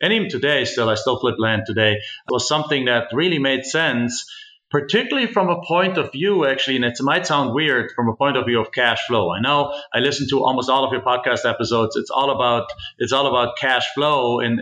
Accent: Germany; moved away as an adult; now in United States; I'm actually originally from Germany

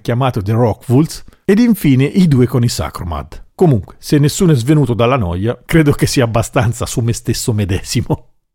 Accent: Umbria, Italy; sono umbro

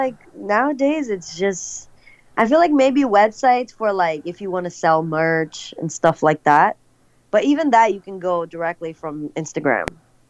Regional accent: Brazil; moved away as an adult; now in Los Angeles, United States; So we came back to Brazil a year later, but then as soon as I turned 18, I got a job and started saving up so I could move to the U.S. by myself, and I did that, and I've been in L.A. now for a few years.

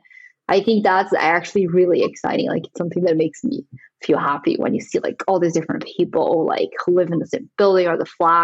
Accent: São Paulo, Brazil; moved away as an adult; now in London, United Kingdom; I grew up in Sao Paulo, which is like a huge city.

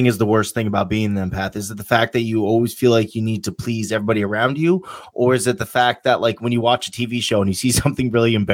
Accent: Poughkeepsie, New York, United States; now in Vermont, United States; Me being a natural born New Yorker

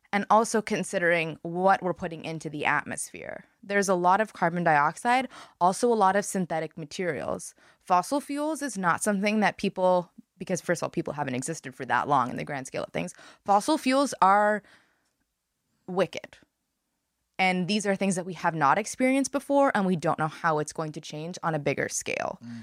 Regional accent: Montreal, Quebec, Canada; moved away as an adult; I grew up in Montreal, and I moved here when I was eighteen

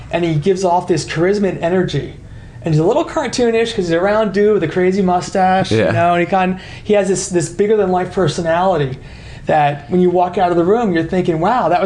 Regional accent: New Jersey, United States; moved away; I'm originally from New Jersey.

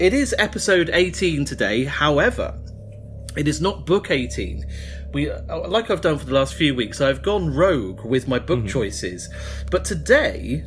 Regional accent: Falmouth, South West England, United Kingdom; accent: West Country; my hometown of Falmouth

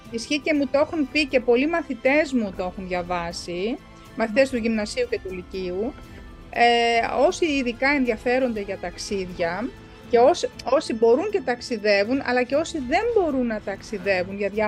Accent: Germany; Εγώ μεγάλωσα κιόλα στη Γερμανία.

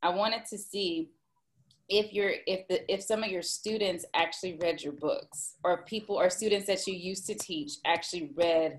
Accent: Houston, Texas, United States; I went to UT, but I grew up in Houston.

